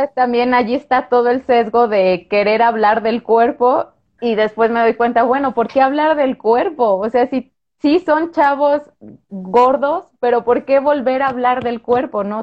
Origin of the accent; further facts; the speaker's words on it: Guanajuato, Mexico; moved away as an adult; yo soy de Guanajuato, luego me vine para acá a hacer la especialidad